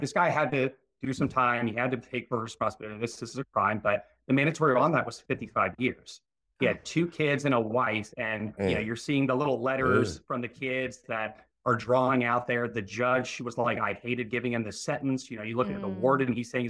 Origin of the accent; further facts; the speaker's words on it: outside of Baltimore and Annapolis, Maryland, United States; grew up outside of Baltimore and Annapolis